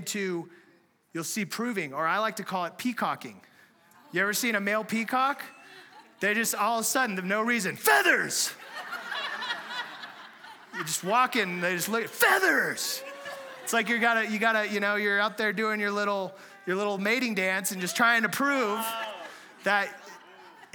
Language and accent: English; San Diego, California, United States; moved away; we're from San Diego originally